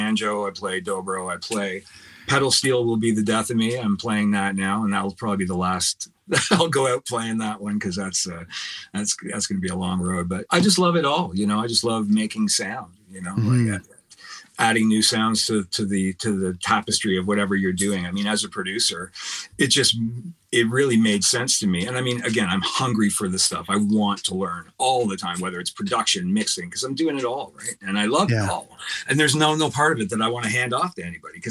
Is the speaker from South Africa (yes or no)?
no; Oshawa, Ontario, Canada; also born or lived in Scarborough; And then I moved to Oshawa when I was like 6 months old. My parents bought a house there in South Oshawa, and I lived there until I was 27.